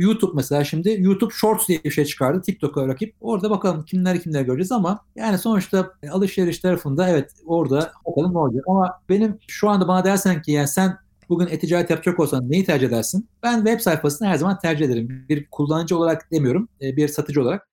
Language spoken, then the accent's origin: Turkish; Ankara, Turkey; now in Istanbul, Turkey; orada doğdum, orada büyüdüm